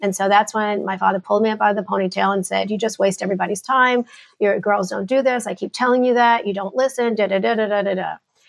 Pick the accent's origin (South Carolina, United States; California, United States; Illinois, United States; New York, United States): New York, United States; also born or lived in New Jersey / Connecticut / Carolinas; now in Dallas, United States; But I was born in New Jersey, stayed there for a minute, and then we moved to New York. So I am a New Yorker.